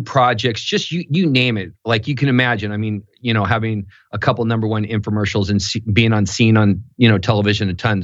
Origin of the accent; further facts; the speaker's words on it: Newport Beach, California, United States; I grew up in Newport Beach, California